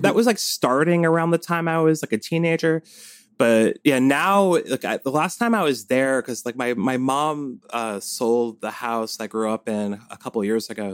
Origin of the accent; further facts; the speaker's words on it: Cold Spring, New York, United States; I grew up in the Hudson Valley